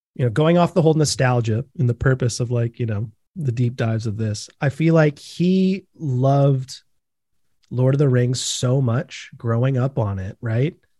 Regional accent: Bellingham, Washington, United States; growing up just north

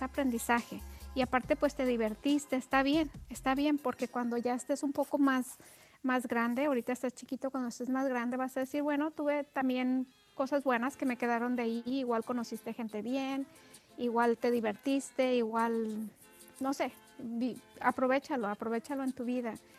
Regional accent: Mexico; somos mexicanos

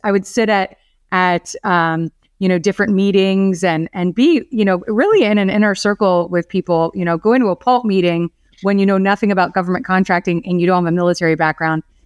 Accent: Orlando, Florida, United States; I was born and raised here in Orlando

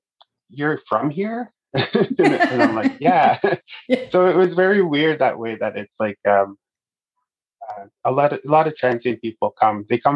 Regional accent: Fort McMurray, Alberta, Canada; I grew up in the regional municipality with Buffalo, growing up in Fort McMurray.

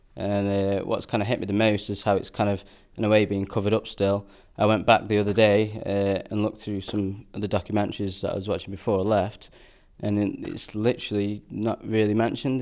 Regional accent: Stoke-on-Trent, West Midlands, United Kingdom; I'm from Stoke um, and a musician.

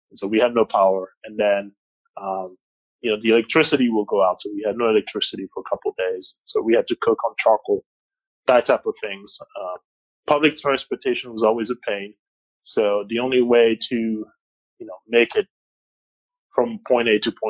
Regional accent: Kinshasa, DR Congo; English is a second language; the American school in Kinshasa was not too far from home. Um, we never really went there because we didn't speak English

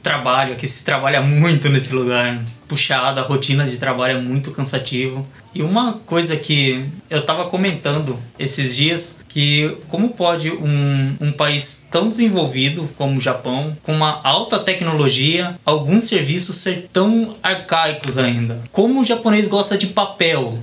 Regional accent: Brazil; moved away as an adult; now in Japan; eu estou voltando para o Brasil, que é o lugar que eu quero viver, que eu amo, a minha terra

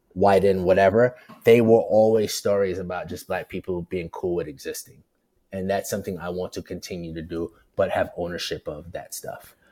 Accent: New York City, New York, United States; also born or lived in Portland / Bristol, Connecticut; I'm from Brooklyn. I'm from the project.

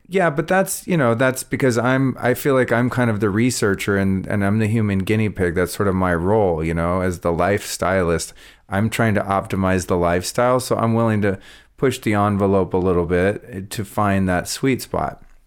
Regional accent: Northern California, United States; also born or lived in Colorado; growing up in Northern California

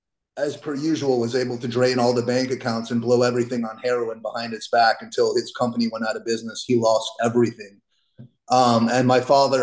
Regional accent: Miami, Florida, United States; I was born in South Florida in Miami.

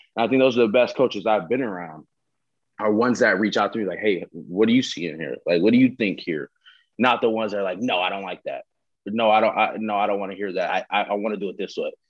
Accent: Southern California, United States; growing up, I'm from Southern California

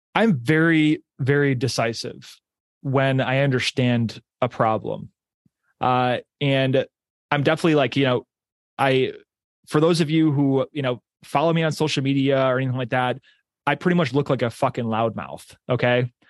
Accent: Pittsburgh, New York, United States; I grew up in Pittsburgh, New York.

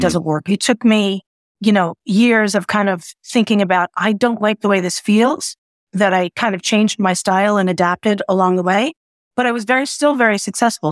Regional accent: New York City, New York, United States; also born or lived in central New Jersey; now in New Jersey, United States; I'm a New Yorker because once you're born there, grow up there, I'm just a New Yorker living in the suburbs

